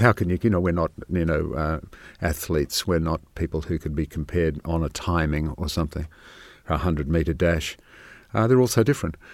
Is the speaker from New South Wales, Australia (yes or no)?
yes; Sydney, New South Wales, Australia; moved away; I grew up in Sydney